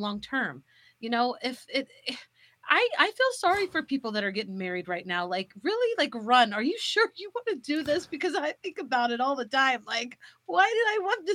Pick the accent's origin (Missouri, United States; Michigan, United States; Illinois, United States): Missouri, United States; St. Joseph; my hometown